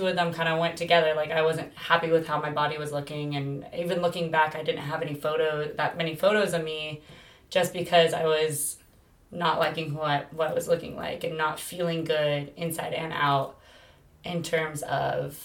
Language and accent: English; Bay Area, Northern California, United States; moved away as an adult; now in Southern California, United States; I'm originally from the Bay Area, Northern California, and I moved down here to go play softball for college.